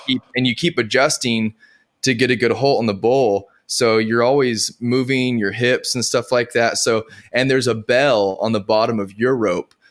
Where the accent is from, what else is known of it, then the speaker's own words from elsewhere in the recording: Edgewood, New Mexico, United States; now in Nashville, United States; I grew up in New Mexico